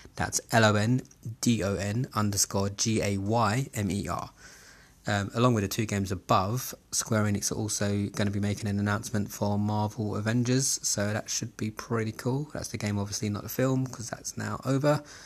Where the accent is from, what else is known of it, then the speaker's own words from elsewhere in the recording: London, United Kingdom; I was born and raised in Southeast London, Camberwell to be specific.